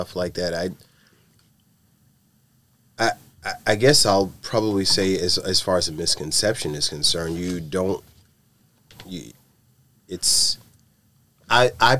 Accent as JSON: {"language": "English", "town": "New York City", "region": "New York", "country": "United States", "tie": "born or raised there", "also_born_or_lived": "Bedford-Stuyvesant, Brooklyn", "said": "I was born in Coney Island"}